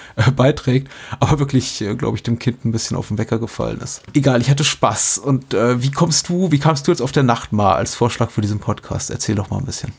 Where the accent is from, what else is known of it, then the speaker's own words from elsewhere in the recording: Berlin, Germany; als, als Berliner